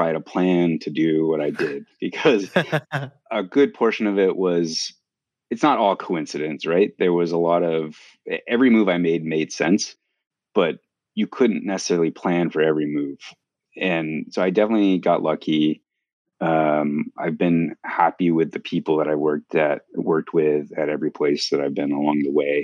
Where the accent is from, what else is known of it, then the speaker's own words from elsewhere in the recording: Los Angeles, California, United States; moved away as an adult; also born or lived in New York; I'm originally from Los Angeles